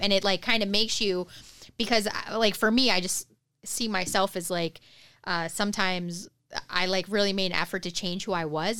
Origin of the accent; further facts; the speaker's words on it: Detroit, Michigan, United States; growing up in Detroit